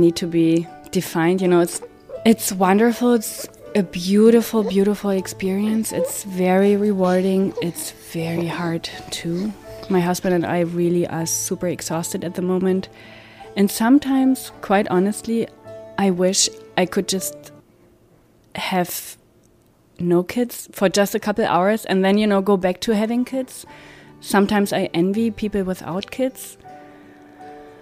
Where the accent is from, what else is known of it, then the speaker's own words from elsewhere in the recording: East Germany, Germany; moved away as an adult; now in United States; I'm German. I'm from East Germany